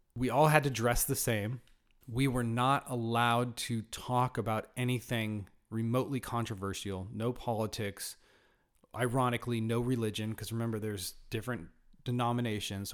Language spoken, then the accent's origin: English; Northern California, United States; I was born in Southern California, raised in Northern California